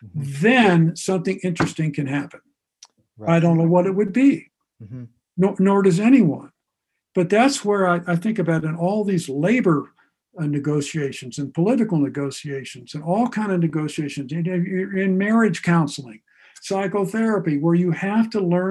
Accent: Ohio, United States; also born or lived in Akron, Ohio / Newcomerstown, Ohio; I grew up in Ohio, not far from the West Virginia border in Akron and Newcomerstown

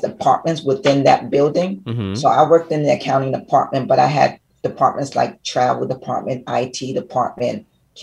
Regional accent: New York, United States; moved away as an adult; now in Florida, United States; I've been here for about 28 years in Florida, but I'm originally from New York

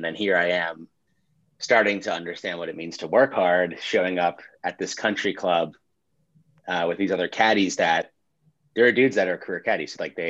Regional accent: Great Neck, New York, United States; No, I mean, you know, Great Neck is an interesting place. There's a lot of like keeping up with the Joneses type energy.

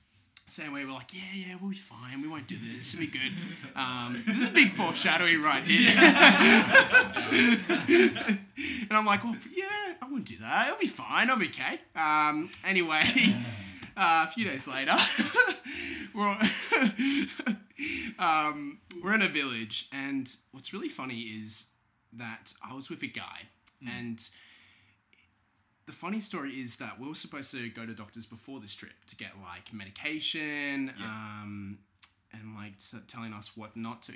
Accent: Australia; I'm Australian

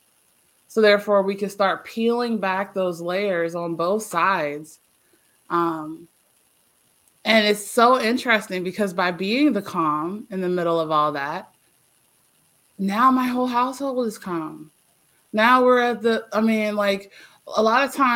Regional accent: Eastern Shore, Virginia, United States; I'm from Virginia, born and raised, and then I left here. I'm a country girl.

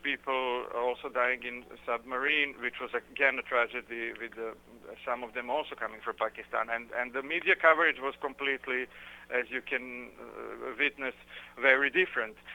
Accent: Belgrade, Serbia; it's more than 1 million migrants and refugees who passed through my hometown.

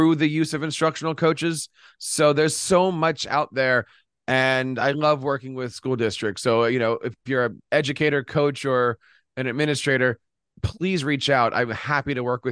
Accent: Philadelphia, Pennsylvania, United States; Philadelphia, my hometown

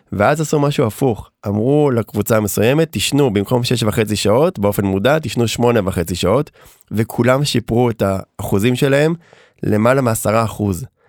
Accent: Herzliya, Tel Aviv District, Israel; גדלתי ברצליה

